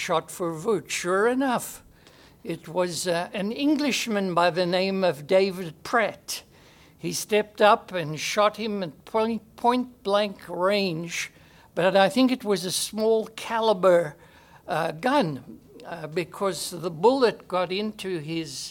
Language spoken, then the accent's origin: English; Brakpan, Gauteng, South Africa; I was born in the Johannesburg area in a place called Brakpan